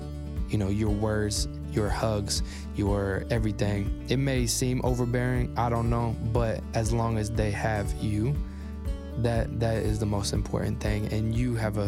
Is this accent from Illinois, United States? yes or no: no; Oklahoma City, Oklahoma, United States; I grew up here in Oklahoma City. Graduated from Mustang.